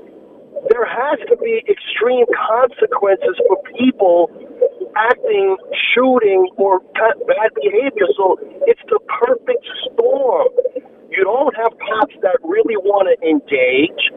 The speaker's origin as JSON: {"language": "English", "town": "New York City", "region": "New York", "country": "United States", "said": "I'm from the Bronx"}